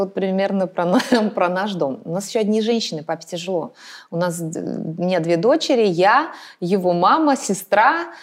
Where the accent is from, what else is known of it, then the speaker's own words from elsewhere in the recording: Moscow, Russia; я вообще москвичка в четвертом поколении